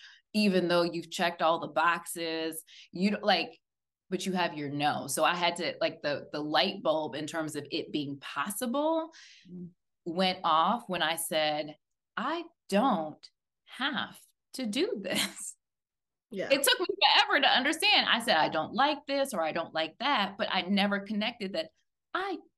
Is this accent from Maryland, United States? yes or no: yes; Silver Spring, Maryland, United States; I'm from Silver Spring